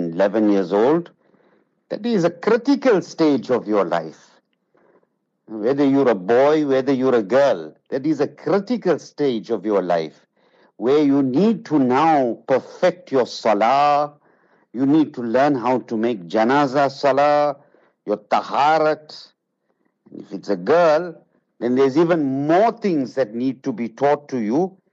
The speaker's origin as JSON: {"language": "English", "country": "Zimbabwe", "tie": "born or raised there", "moved": "yes", "said": "I grew up in Zimbabwe"}